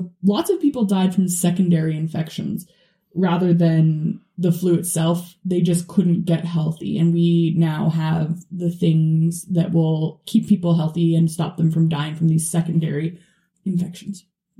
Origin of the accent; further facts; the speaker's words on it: Canada; for us as Canadians too, right?